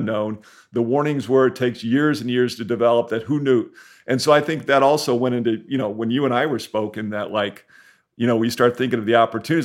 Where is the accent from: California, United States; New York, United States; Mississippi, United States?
California, United States; San Diego; growing up in San Diego